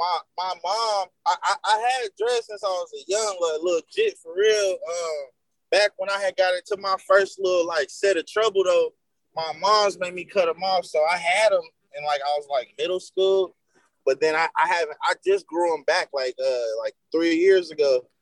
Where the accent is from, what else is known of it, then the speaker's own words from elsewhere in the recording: the South, United States; Well, I grew up in the South, you know, in America, the South is very, very behind